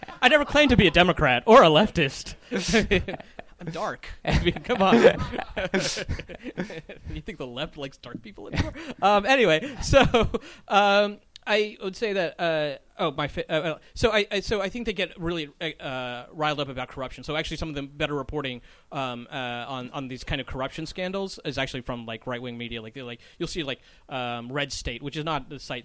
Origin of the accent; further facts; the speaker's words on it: North Carolina, United States; now in New York City, United States; I grew up in North Carolina